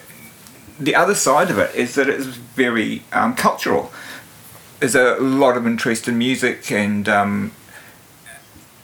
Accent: Invercargill, Southland, New Zealand; moved away as an adult; also born or lived in Edinburgh, Scotland / Dunedin / Wellington / Christchurch; now in Auckland, New Zealand; I was born in Edinburgh, in Scotland. I spent the first 8 years of my life in Edinburgh, and then my family immigrated here in 1966, and I moved to Invercargill, and I was brought up in Invercargill

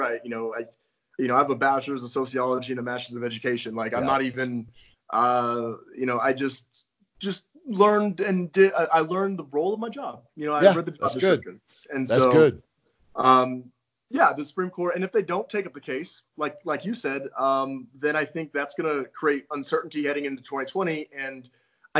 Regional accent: Arizona, United States; moved away; also born or lived in Colorado / Las Vegas; I grew up in Arizona

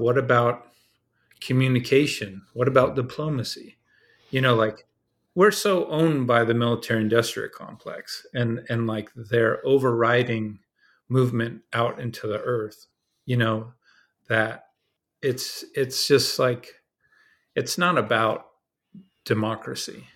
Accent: Dana Point, California, United States; I grew up in Southern California in a place called Dana Point

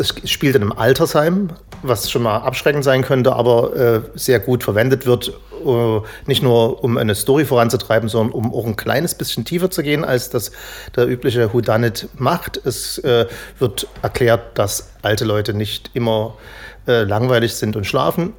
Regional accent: East Germany, Germany; als Ossi

